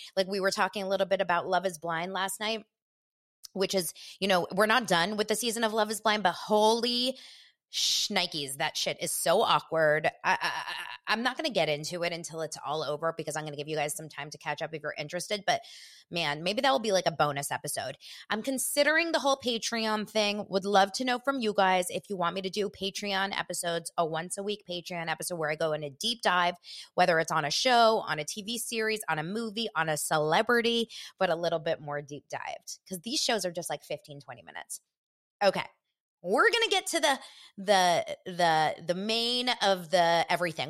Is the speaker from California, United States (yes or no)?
yes; Los Angeles, California, United States; from Los Angeles